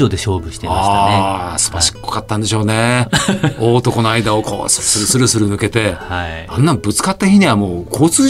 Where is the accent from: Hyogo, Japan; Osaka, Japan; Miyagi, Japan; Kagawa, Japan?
Osaka, Japan; 私も生まれは大阪ですし